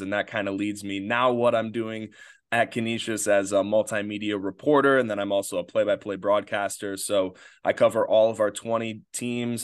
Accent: Batavia, New York, United States; grew up in uh, Batavia, New York

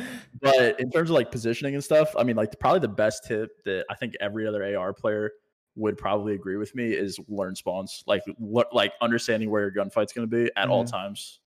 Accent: Virginia, United States; moved away as an adult; also born or lived in California; now in Texas, United States; So I moved back home to Virginia and then I moved from Virginia here.

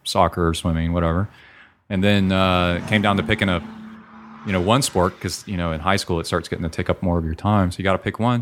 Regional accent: College Station, Texas, United States; my hometown

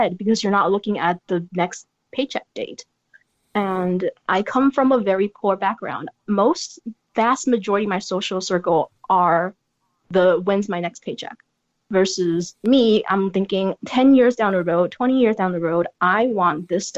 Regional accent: San Francisco, California, United States; I come from San Francisco

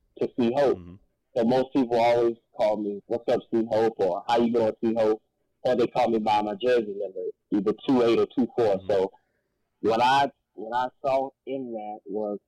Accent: Rock Hill, South Carolina, United States; my hometown, Rockville, South Carolina

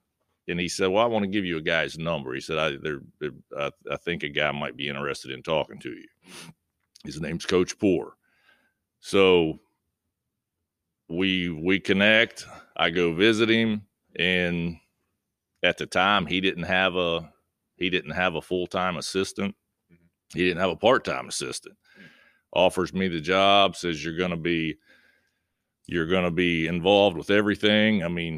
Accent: Point Pleasant, West Virginia, United States; Well, I grew up in Point Pleasant, West Virginia, played high school basketball there

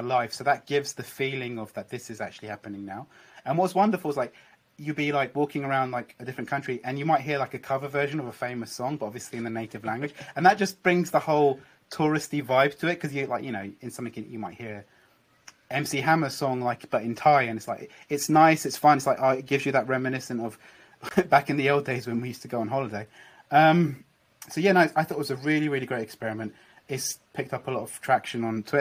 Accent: United Kingdom; now in London, United Kingdom; I'm British, I was obviously traveling around London, even though I live in London

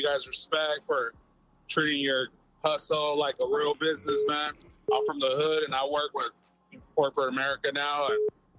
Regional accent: San Diego, California, United States; I'm from Dago, too.

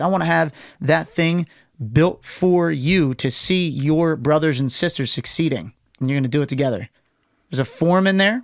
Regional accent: United States; I'm an American

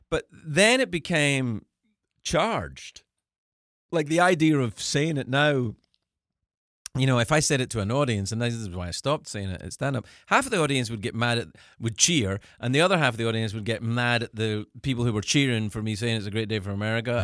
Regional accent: Scotland, United Kingdom; moved away as an adult; also born or lived in United States; I'm I'm an American living abroad in the country that I'm from

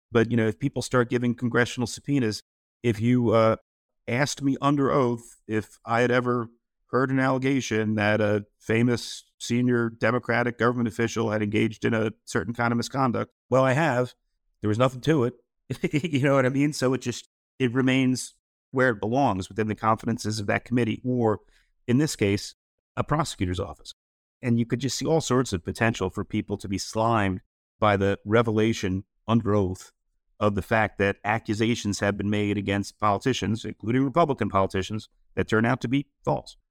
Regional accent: New York City, New York, United States; I'm a, I'm a New Yorker at, uh, Manhattanite

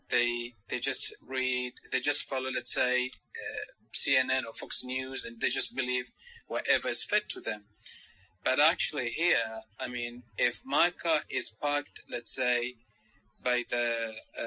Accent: Oman; I'm from Oman. You know Oman? Oman, it is a country in the Middle East.

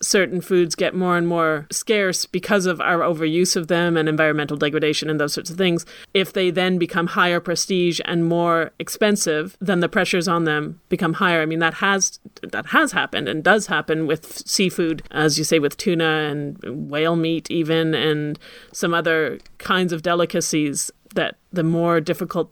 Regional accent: Ottawa, Ontario, Canada; I grew up at the same time in Ottawa

